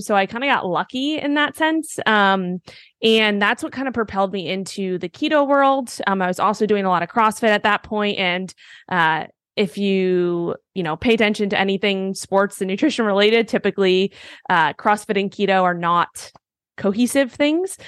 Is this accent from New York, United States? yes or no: yes; New York City, New York, United States; moved away as an adult; also born or lived in Miami; I grew up in Manhattan, New York